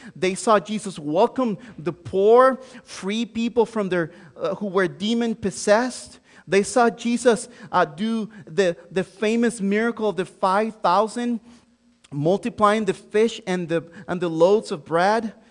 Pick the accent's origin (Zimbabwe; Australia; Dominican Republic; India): Dominican Republic; Santo Domingo; first language Spanish; English is a second language; moved away as an adult; also born or lived in Joliet, Illinois; now in United States; born and raised in Santo Domingo, Dominican Republic